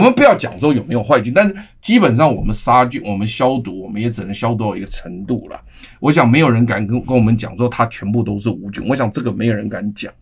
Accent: Taiwan; 我们台湾人民都是非常善良优秀的人

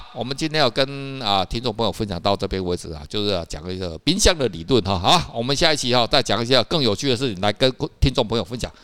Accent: Taiwan; 其实我们台湾人也是很爱吃啊

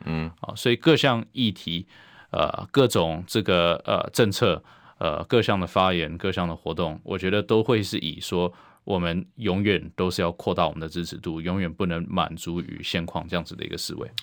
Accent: Taiwan; 我们台湾人民

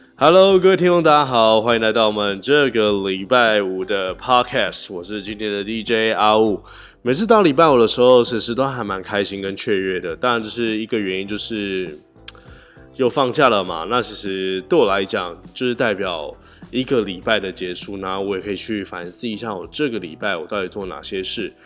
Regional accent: Tainan, Taiwan; also born or lived in Taoyuan; 因为我是台南人嘛

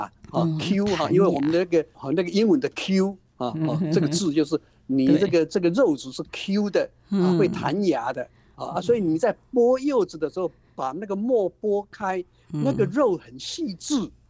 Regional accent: Taiwan; 我们台湾话讲半斤跟十二两

